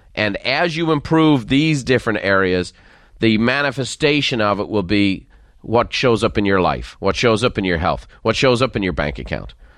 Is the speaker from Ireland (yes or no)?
yes; Dublin, Leinster, Ireland; accent: faint Dublin; moved away; the faint lilt of a Dublin accent. I grew up in Dublin